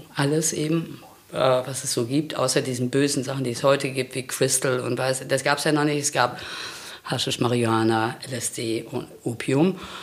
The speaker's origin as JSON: {"language": "German", "area": "Sauerland, near Olpe", "region": "North Rhine-Westphalia", "country": "Germany", "tie": "born or raised there", "also_born_or_lived": "West Berlin", "moved": "yes", "said": "Also, ähm, ich bin im Sauerland groß geworden"}